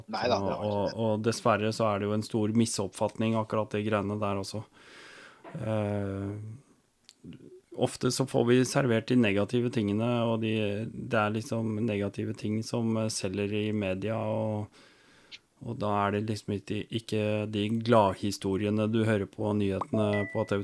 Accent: Norway; føler seg jo sånn at hallo, det er jeg som kommer fra Norge, det er jeg som er rik.

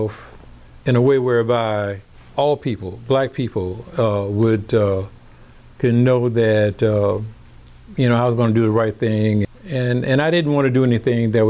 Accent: Baton Rouge, Louisiana, United States; I'm from Baton Rouge

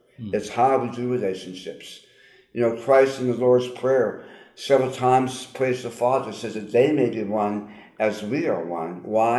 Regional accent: Long Beach, California, United States; well, just briefly, I grew up in Southern California. I grew up in Long Beach, California

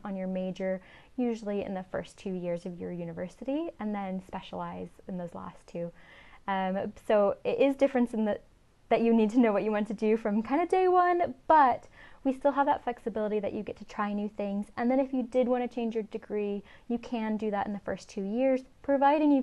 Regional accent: Riverside, California, United States; moved away as an adult; now in Scotland, United Kingdom; I'm originally from Southern California, so in a place called Riverside, which is kind of outside

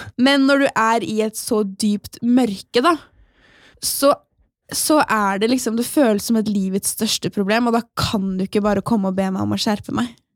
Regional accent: Asker, Akershus, Norway; moved away; min aller beste venninne hjemme i Asker.

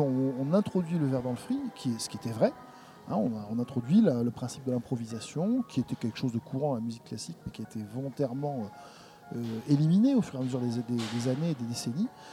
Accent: France; je suis français

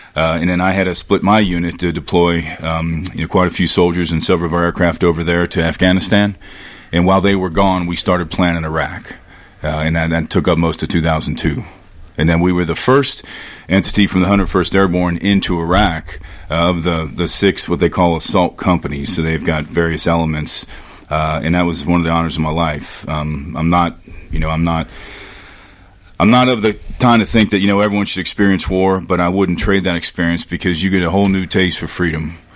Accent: Cincinnati, Ohio, United States; now in Tennessee, United States; I grew up in Ohio, um, and very very conservative place in Cincinnati.

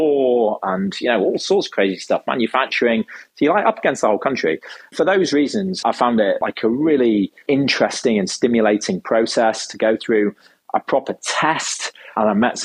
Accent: United Kingdom

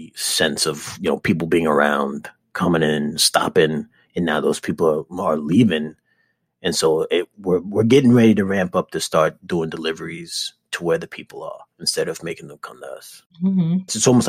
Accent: New York City, New York, United States; I'm from the Bronx, right?

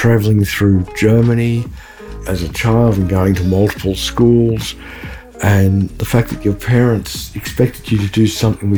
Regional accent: Australia; moved away as an adult; now in United States; I was born in Australia and I spent maybe 30 years of my life there and 30 years here in the US

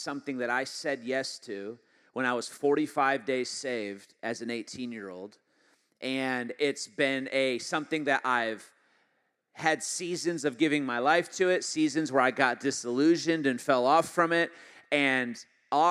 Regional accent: Michigan, United States; moved away; I'm originally from Michigan, and I did not grow up in a Christian home until about halfway through

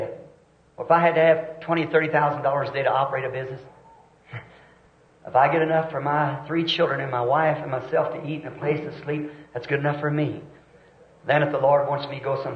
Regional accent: the South, United States; I'm a Southerner

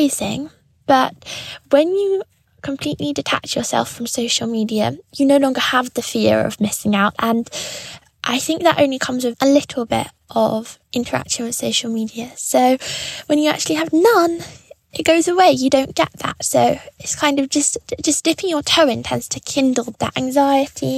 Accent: London, United Kingdom; I'm 17 years old and I'm from London.

